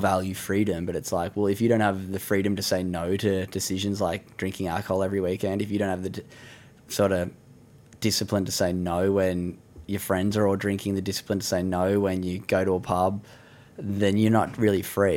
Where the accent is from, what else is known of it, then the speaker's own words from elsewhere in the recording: Sydney, New South Wales, Australia; beautiful part of the world where I grew up in Sydney